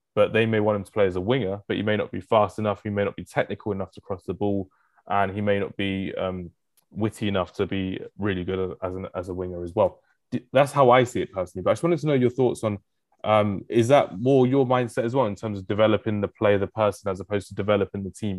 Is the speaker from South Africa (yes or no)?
no; England, United Kingdom; I'm like one of the only English person, English people in the country